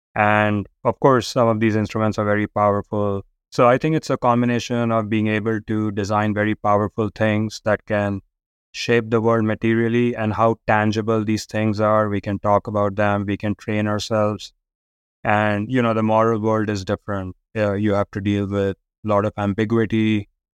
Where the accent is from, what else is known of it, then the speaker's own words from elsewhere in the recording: India; growing up in India